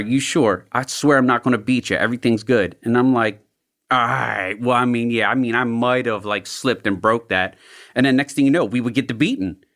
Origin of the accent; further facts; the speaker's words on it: Glen Burnie, Maryland, United States; also born or lived in South Baltimore; I grew up in Glen Burnie in the county